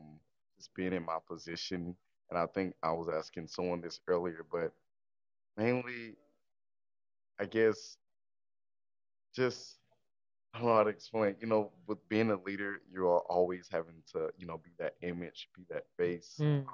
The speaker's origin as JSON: {"language": "English", "region": "Alabama", "country": "United States", "moved": "yes", "lives_now": "Campbellsville, United States", "said": "I am originally from Alabama for our deep south."}